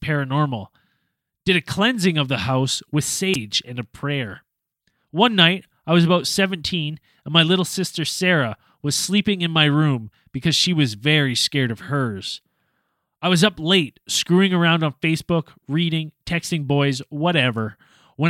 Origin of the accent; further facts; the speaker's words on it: West Kelowna, British Columbia, Canada; my parents' home that I grew up in West Kelowna there